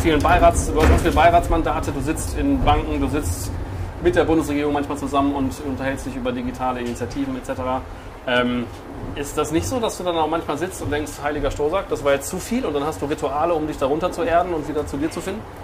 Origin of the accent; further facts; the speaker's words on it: Bielefeld, North Rhine-Westphalia, Germany; Ich komme ja. auch von hier gebürtig